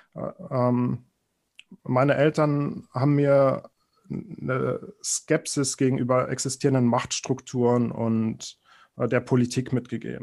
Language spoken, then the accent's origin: German; Berlin, Germany; ich bin in Berlin aufgewachsen